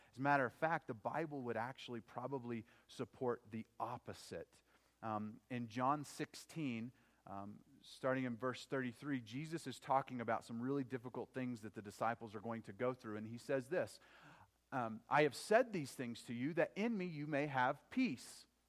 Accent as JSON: {"language": "English", "region": "Oklahoma", "country": "United States", "tie": "born or raised there", "said": "growing up in Oklahoma"}